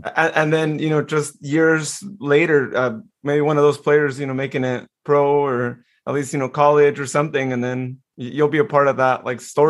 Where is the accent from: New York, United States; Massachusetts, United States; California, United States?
California, United States; Modesto; this is my hometown